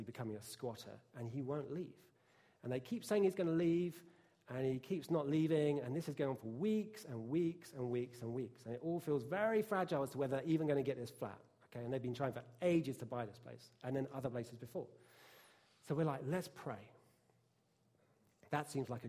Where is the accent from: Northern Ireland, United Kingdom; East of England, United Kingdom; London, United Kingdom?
East of England, United Kingdom; Bishop's Stortford; I'm white British, from downtown Bishopsthortford in Hertfordshire, which is a pretty rough place to grow up